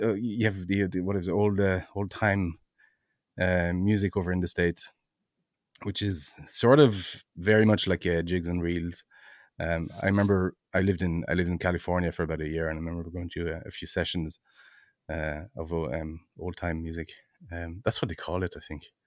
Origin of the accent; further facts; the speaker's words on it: Brittany, France; now in Ireland; I'm originally from France, um, uh, in hmm. Brittany, in France.